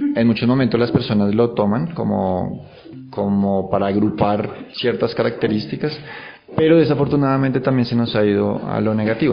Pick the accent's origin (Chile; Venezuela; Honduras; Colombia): Colombia; also born or lived in Germany; muchos colombianos cuando salimos del país